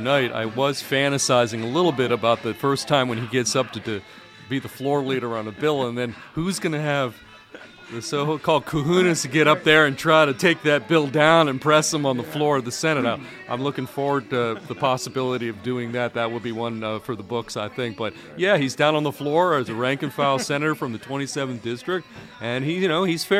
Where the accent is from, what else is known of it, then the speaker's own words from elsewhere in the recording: Pittsburgh, Pennsylvania, United States; moved away as an adult; also born or lived in Washington, D.C.; now in Maryland, United States; And yes, I a born and raised Pittsburgh boy in the city.